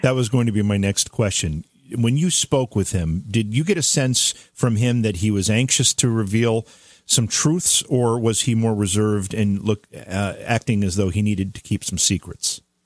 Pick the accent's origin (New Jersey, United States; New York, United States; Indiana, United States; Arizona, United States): New York, United States; Oneonta; I grew up in Oneonta in upstate New York.